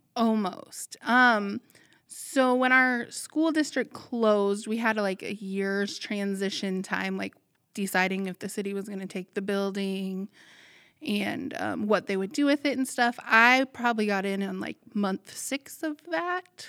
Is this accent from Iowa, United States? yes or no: yes; Walnut, Iowa, United States; I grew up in Walnut and graduated one of the last graduating classes from Walnut in 2008.